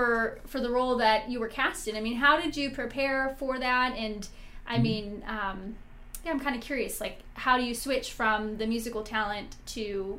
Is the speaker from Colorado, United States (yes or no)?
no; Vacaville, California, United States; coming from a small town like Vacaville where, I mean, we're a great town